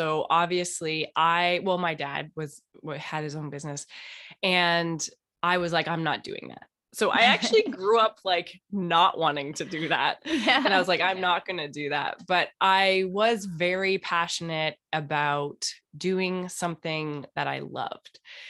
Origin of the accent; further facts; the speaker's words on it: Toronto, Ontario, Canada; and I'm originally from Canada and Toronto.